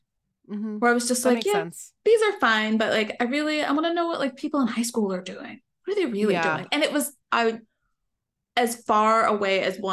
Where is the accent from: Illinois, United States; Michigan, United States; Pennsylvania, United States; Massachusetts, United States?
Pennsylvania, United States; I grew up in Pennsylvania in like a small, like rural town, you know, nondescript, nothing fun really happened.